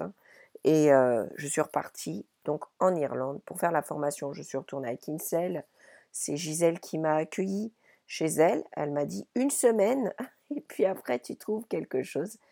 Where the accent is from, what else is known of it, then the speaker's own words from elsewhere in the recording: Paris region, Île-de-France, France; moved away as an adult; also born or lived in Paimpol, Brittany / Ireland; je suis née dans les Côtes d'Armor, à Paimpol, et lorsque j'avais environ deux ans, j'ai quitté la Bretagne avec mes parents pour aller m'installer à Paris